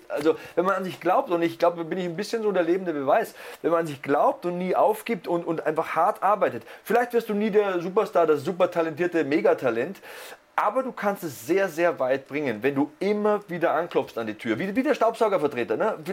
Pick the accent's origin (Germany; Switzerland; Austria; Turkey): Germany; East Germany; Erzählst du dem Richtigen, ich komme aus dem Osten.